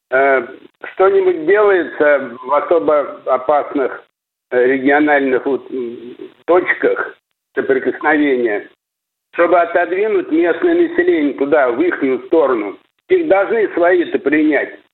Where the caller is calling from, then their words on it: Moscow, Russia; Да. Москва.